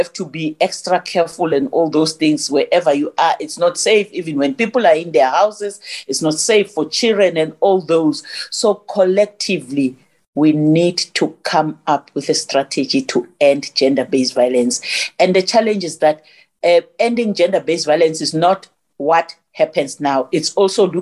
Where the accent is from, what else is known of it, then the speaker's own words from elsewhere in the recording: Johannesburg, Gauteng, South Africa; I was born in Alexander. You know Alexander Township? I'm from Alexander